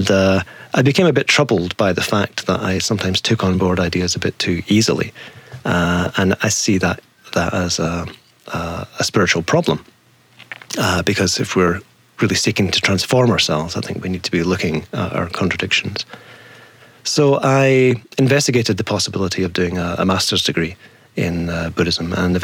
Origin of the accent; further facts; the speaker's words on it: Dundee, Scotland, United Kingdom; also born or lived in Glasgow; I was raised in Scotland, yeah. I was born in a town called Dundee, brought up just a few miles from there